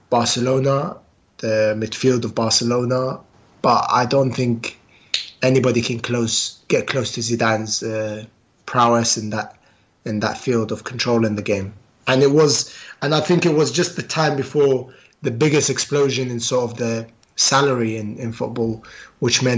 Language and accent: English; London, United Kingdom; Queen's Park Rangers is my hometown club. So I support Queen's Park because that's where I grew up.